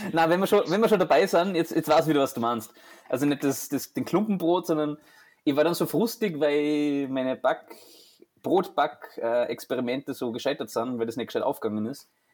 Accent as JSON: {"language": "German", "country": "Austria", "said": "bei uns in Österreich"}